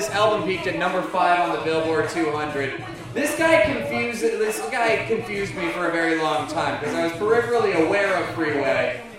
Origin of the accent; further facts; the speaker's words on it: Minneapolis, Minnesota, United States; I grew up in Minneapolis